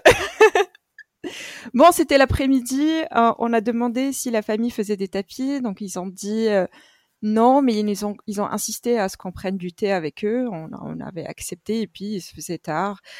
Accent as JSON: {"language": "French", "country": "Morocco", "moved": "yes", "said": "Le Maroc est mon pays d'origine"}